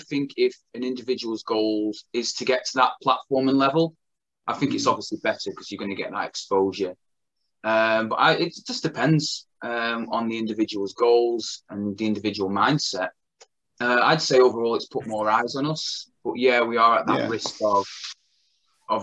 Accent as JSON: {"language": "English", "town": "Blackpool", "region": "North West England", "country": "United Kingdom", "tie": "born or raised there", "said": "it's my hometown, Blackpool Tower"}